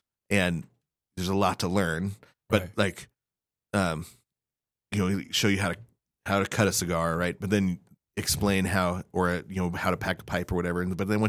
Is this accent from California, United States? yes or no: no; Spokane, Washington, United States; You know, I grew up in Spokane, right? So I didn't grow up with spice.